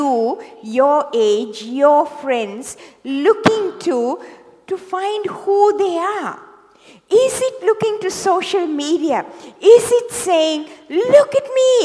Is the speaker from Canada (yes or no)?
no; Sri Lanka; moved away as an adult; also born or lived in Hawaii; now in Sydney, Australia; I was born in Sri Lanka, in the tea plantations of Sri Lanka. And I went to medical school there